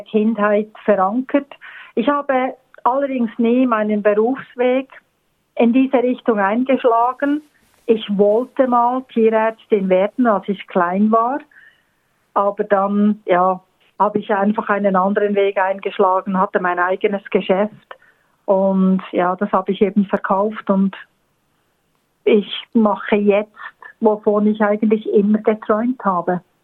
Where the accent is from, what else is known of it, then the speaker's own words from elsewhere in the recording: Bern, Switzerland; moved away as an adult; also born or lived in Bernese Oberland; now in Australia; aufgeboren und aufgewachsen in Bern, also in der Hauptstadt und eigentlich immer so zwischen Bern und dem Berner Oberland ähm, geblieben